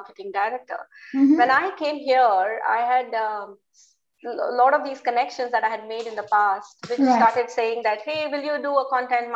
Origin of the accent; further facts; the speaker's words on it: India; I was born in India.